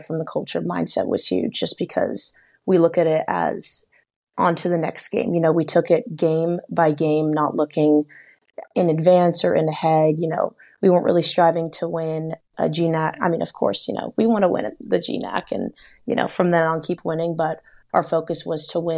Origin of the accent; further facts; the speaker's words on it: Seattle, Washington, United States; now in Bellingham, United States; I grew up in Seattle